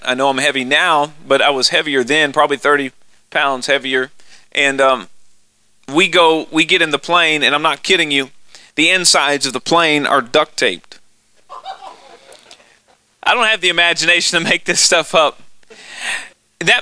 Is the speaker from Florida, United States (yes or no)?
no; Austin, Texas, United States; accent: hick from Texas; moved away; I'm really from Austin, Texas, and it's a liberal town